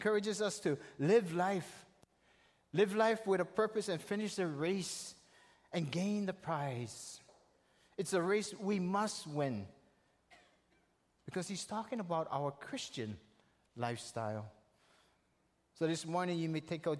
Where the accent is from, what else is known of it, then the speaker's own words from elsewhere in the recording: the Big Island, Hawaii, United States; I'm visiting from the Big Island, and I'll be going back after summer.